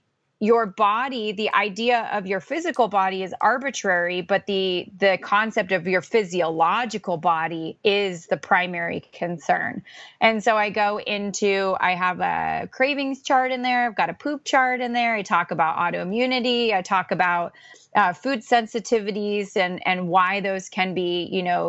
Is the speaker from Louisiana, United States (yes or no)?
no; Orange County, California, United States; now in Pacific Northwest, United States; I grew up in Orange County, California